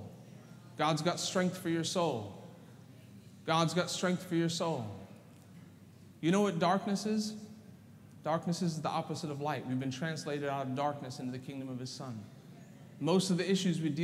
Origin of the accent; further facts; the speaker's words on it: South Africa; moved away; I was born in South Africa